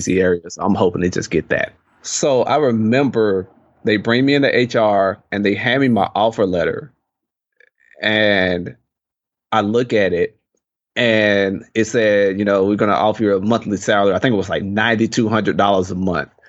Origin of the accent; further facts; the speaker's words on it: Mississippi, United States; moved away as an adult; growing up in Mississippi, obviously people and attitudes are much different than what they are out here